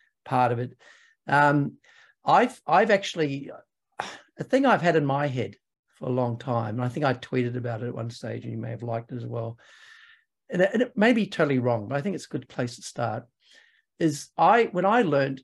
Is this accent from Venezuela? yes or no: no; New Zealand; I'm actually a New Zealander